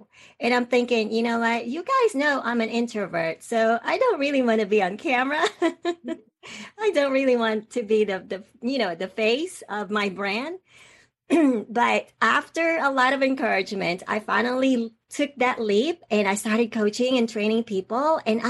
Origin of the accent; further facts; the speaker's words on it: Atlanta, Georgia, United States; accent: Southern; also born or lived in Philippines; I actually came from the Philippines. That's where I was born. That's where I stayed there until I was 10 or 11 years old. And then I came to the United States. And I ended up being in Atlanta for, most of my life. So I grew up in Atlanta. I know sometimes I might have a Southern accent.